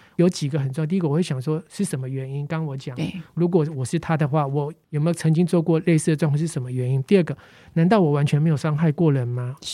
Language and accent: Chinese; Taipei, Taiwan; 我小时候在万华，生活圈在万华，然后我们邻居呢，也比较多是做底层工作的